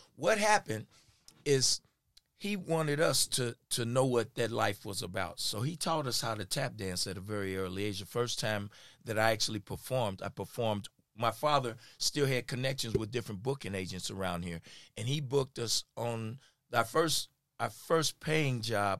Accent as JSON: {"language": "English", "town": "Kansas City", "region": "Missouri", "country": "United States", "tie": "born or raised there", "said": "I'm from here in Kansas City. I born and raised here. Went to Lincoln High School."}